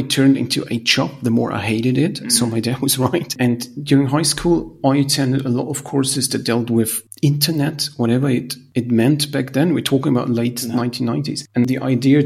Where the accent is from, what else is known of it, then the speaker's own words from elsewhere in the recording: Salzburg, Austria; I come from Salzburg